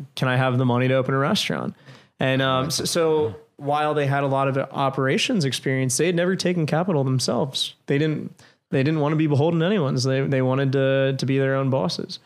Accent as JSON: {"language": "English", "region": "New York", "country": "United States", "tie": "born or raised there", "moved": "as an adult", "lives_now": "Washington, D.C., United States", "said": "I came back to New York"}